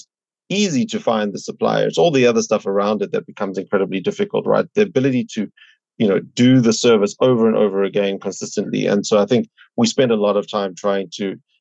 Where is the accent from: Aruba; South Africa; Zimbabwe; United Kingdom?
South Africa; moved away as an adult; now in New York, United States; I'm originally from South Africa, you know, came here about 10 years ago for grad school